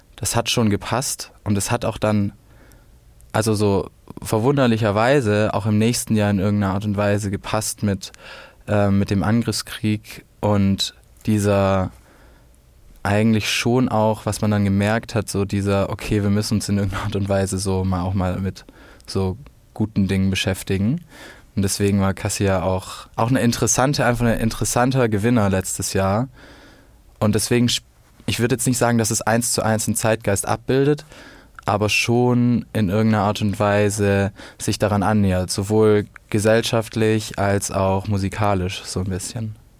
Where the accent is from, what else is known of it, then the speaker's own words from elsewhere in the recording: Swabia, Germany; Ich komme ja aus dem Schwabenland